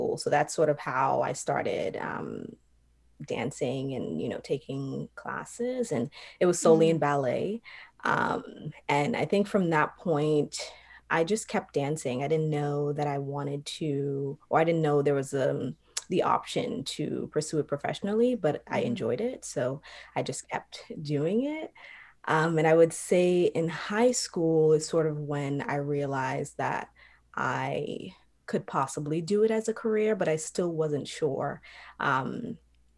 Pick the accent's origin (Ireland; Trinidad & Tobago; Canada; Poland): Trinidad & Tobago; moved away; also born or lived in New York; I'm originally from Trinidad